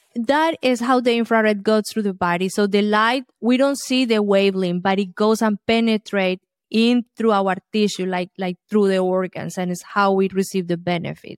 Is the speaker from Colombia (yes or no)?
yes; Colombia; moved away; I grew up in Colombia, South America